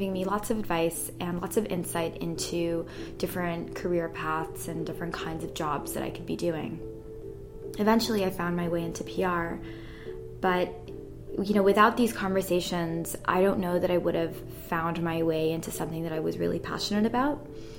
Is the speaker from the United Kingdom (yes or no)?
no; Athens, Attica, Greece; moved away; I moved here 6.5 years ago from Europe. I'm Italian, but I grew up in Athens in Greece. And I went to a British school, which is why I don't have an accent.